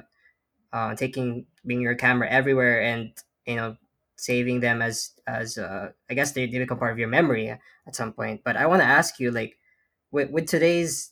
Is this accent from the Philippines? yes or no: yes; Philippines; now in New York, United States; I grew up in the Philippines before I moved here to the U.S.